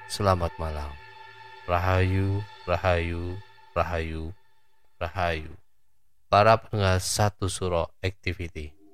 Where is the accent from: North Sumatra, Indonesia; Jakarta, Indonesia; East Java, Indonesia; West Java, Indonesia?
East Java, Indonesia; Surabaya; Sekedar info, saya orang Surabaya nggak hafal nama jalan yang hafal cuma arah dan ancer-ancer saja.